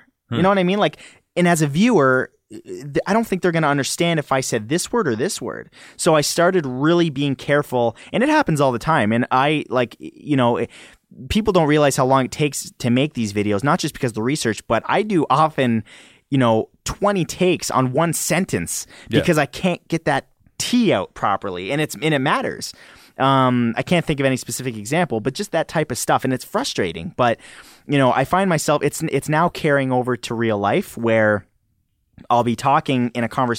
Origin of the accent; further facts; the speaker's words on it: Canada; do you guys hear an accent the way I speak? Because I'm Canadian?